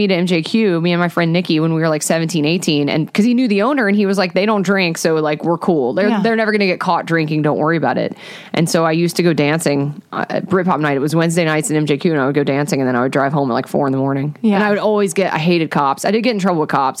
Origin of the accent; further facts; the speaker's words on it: Georgia, United States; I'm from Georgia